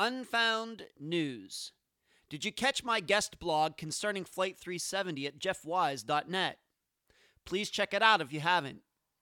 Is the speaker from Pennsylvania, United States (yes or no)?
yes; Leechburg, Pennsylvania, United States; moved away as an adult; also born or lived in Las Vegas, Nevada; now in Florida, United States; From my hometown of Leechburg